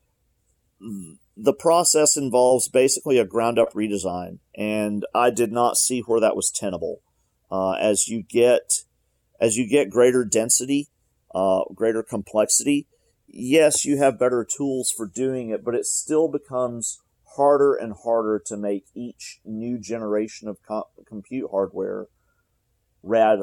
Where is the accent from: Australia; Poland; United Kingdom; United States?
United States; Alabama; I'm from Alabama, and I grew up here